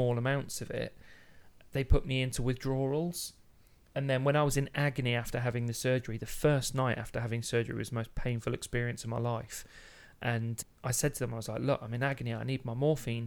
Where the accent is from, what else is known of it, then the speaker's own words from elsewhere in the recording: Midlands, United Kingdom; growing up in the Midlands